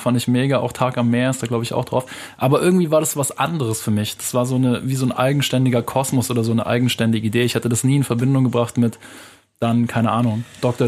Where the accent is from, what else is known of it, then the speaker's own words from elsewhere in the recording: Munich, Bavaria, Germany; ich bin in München aufgewachsen, in Wilbertshofen, das ist so eine Arbeitersiedlung im Norden von München.